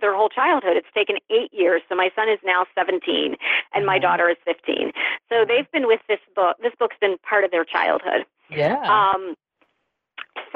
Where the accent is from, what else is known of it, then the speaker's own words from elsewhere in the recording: United States; moved away as an adult; also born or lived in New York City / Dallas, Texas / Baltimore; I grew up in the Olney Valley, and I left the Valley for New York City and then Dallas, Texas, and then Baltimore, and then New York again. And guess what? I ended up back here.